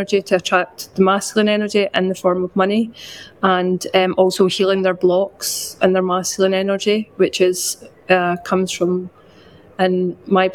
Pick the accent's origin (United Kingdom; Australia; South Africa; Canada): United Kingdom; west coast of Scotland; now in London, United Kingdom; I'm from a very small town on the west coast of Scotland, but I currently live in London